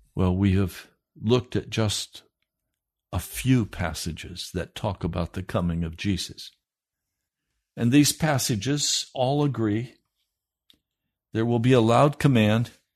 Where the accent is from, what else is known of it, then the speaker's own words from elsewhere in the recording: United States; we proud Americans